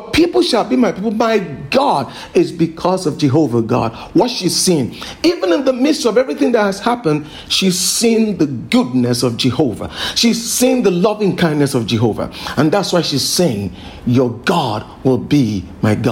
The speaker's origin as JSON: {"language": "English", "region": "Lagos", "country": "Nigeria", "tie": "born or raised there", "said": "being a Nigerian, and of course I grew up in Lagos here"}